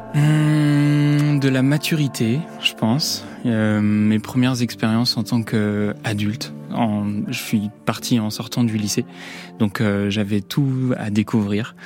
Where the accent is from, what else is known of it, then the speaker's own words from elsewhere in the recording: Nantes, Pays de la Loire, France; now in La Roche-sur-Yon, France; j'ai quitté Nantes